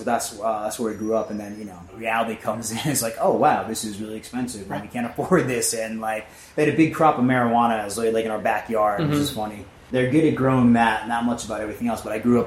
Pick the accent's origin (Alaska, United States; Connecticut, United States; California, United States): Connecticut, United States; rural New England; also born or lived in New York / Boston; now in Los Angeles, United States; Yeah, always East Coast. I grew up originally in this little farm. I was born originally in New York. And all that stuff is, you know, I was like in the city. Mm-hmm. And then I grew up on a farm in rural New England.